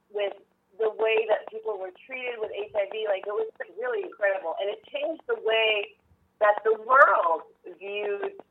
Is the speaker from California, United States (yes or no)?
yes; San Francisco, California, United States; You know, it's really like cause I grew up in San Francisco